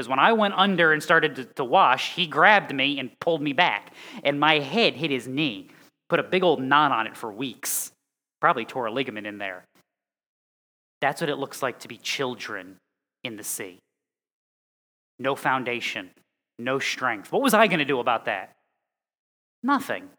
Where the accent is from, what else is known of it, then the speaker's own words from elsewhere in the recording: Connecticut, United States; moved away; I'm from Connecticut.